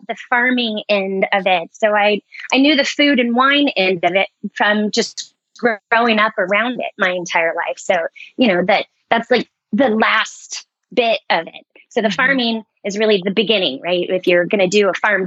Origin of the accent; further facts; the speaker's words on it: Guerneville, California, United States; up in Sonoma County, a little tiny town called Guerneville